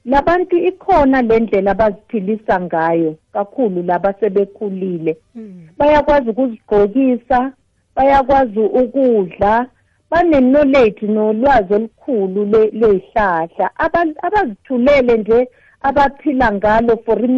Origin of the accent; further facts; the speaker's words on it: KwaZulu-Natal, South Africa; moved away as an adult; also born or lived in Gauteng / Limpopo; ngiwumZulu ngizalwa le eNatali ngishadelwa kubapedi